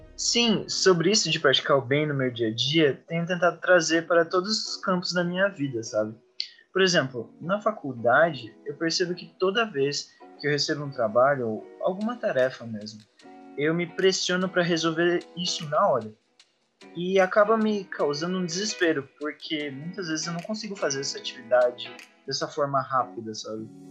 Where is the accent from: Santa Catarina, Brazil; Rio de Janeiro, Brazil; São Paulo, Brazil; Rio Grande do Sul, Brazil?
Santa Catarina, Brazil; Joinville; Tenho 20 anos, sou de Joinville e curso Ciência da Computação